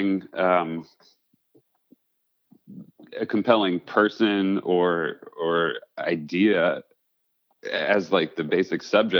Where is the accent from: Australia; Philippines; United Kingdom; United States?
United States; Livingston, New Jersey; I was born in Livingston, New Jersey